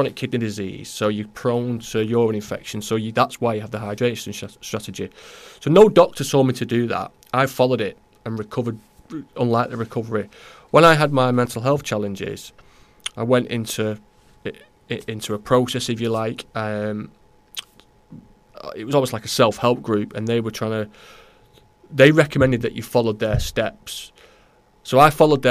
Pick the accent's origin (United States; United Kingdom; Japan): United Kingdom; Newton-le-Willows, North West England; now in Sandymoor, United Kingdom; I'm not from Runcorn, I'm not from Holt, and I'm from Newtley Willows